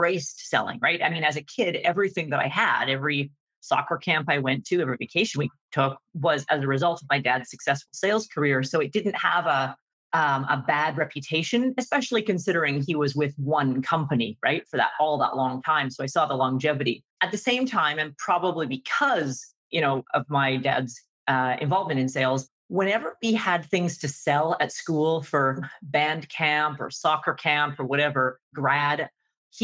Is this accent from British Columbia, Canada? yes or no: yes; Vancouver, British Columbia, Canada; I grew up in Vancouver, BC